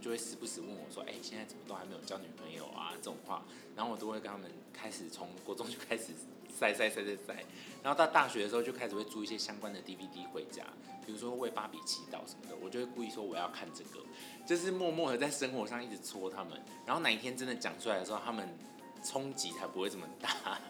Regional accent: Douliu, Yunlin County, Taiwan; now in Taipei, Taiwan; 我的老家斗六

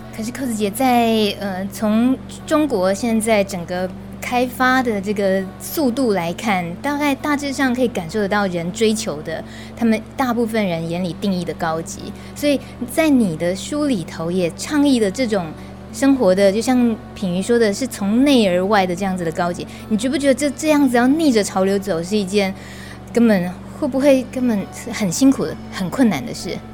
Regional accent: Taiwan; 以我们台湾人

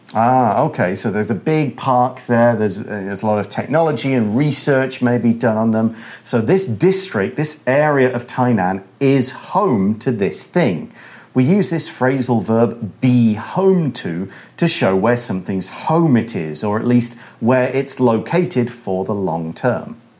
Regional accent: United Kingdom; now in Taiwan; I come from the United Kingdom.

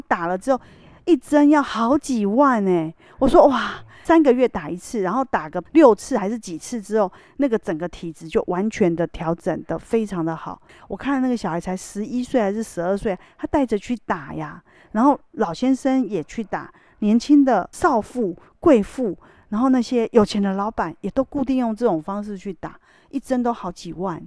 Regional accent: Taiwan; 我们台湾人

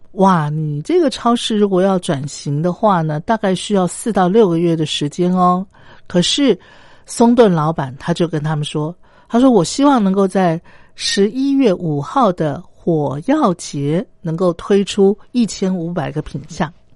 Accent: Taiwan; 我自己身为台湾人

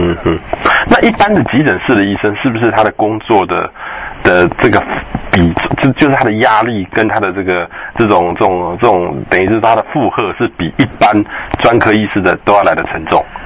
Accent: central Taiwan, Taiwan; 我也是中部人，可是我们小时候就到台中去

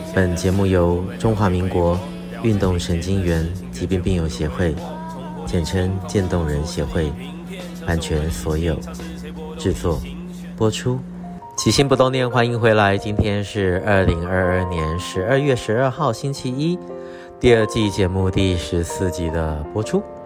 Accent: Taiwan; 我们台湾人对于东至食汤圆的传统习俗呢，非常的熟悉

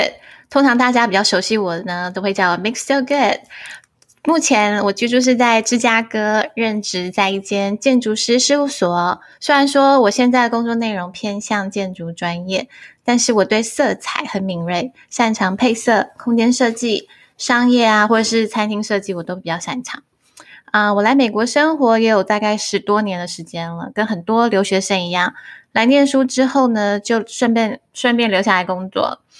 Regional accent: Taiwan; accent: Taiwanese Mandarin; 我也会有一些是台湾国语的部分

